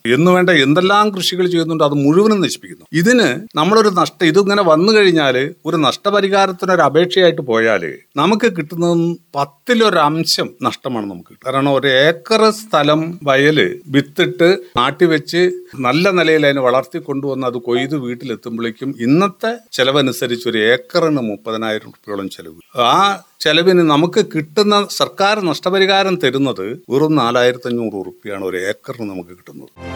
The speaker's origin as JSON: {"language": "Malayalam", "area": "Panavalli", "region": "Kerala", "country": "India", "tie": "born or raised there", "said": "പനവല്ലി ഈ പഞ്ചായത്തിൽ ജനിച്ചു വളർന്ന ഒരാളാണ് ഞാൻ"}